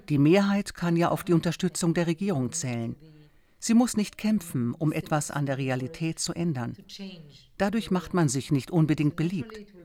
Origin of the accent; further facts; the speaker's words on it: Eilat, Southern District, Israel; Ich bin in Elat aufgewachsen, an der südlichsten Spitze Israels, also in der entferntesten Peripherie. Dadurch habe ich gelernt, was es heißt, abseits vom Zentrum zu leben. Meine Mutter stammt aus einer Familie von Holocaust-Überlebenden aus Polen. Mein Vater wurde in Indien geboren.